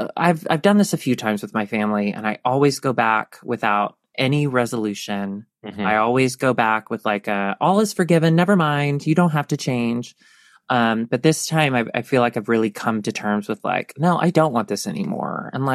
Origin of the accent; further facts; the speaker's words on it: the South, United States; One thing, like, for our generation and growing up in the South, okay.